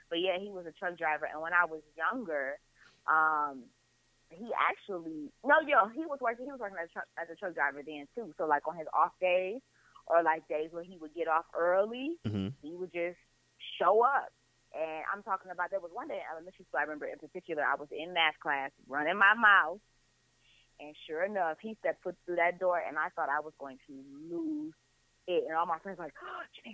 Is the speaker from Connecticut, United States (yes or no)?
no; Detroit, Michigan, United States; I am from Detroit, west side of Detroit